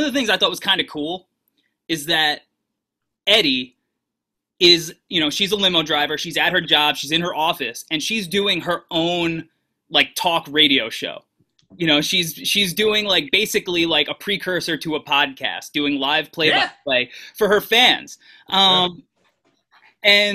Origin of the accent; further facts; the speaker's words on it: New York, United States; growing up in New York